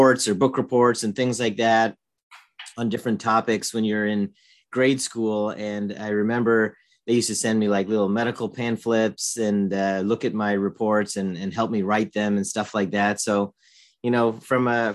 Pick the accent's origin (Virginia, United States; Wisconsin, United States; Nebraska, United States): Virginia, United States; Northern; moved away as an adult; also born or lived in Michigan; I was born in Virginia and grew up in Northern Virginia, and lived there most of my life